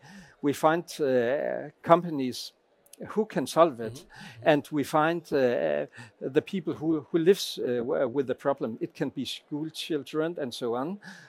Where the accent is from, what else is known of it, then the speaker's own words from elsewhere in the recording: Lemvig, Central Denmark Region, Denmark; I am from Klimatorum in Lemvig.